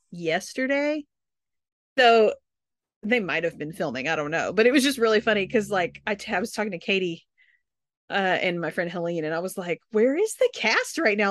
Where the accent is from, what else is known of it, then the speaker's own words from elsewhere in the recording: the South, United States; I'm from the South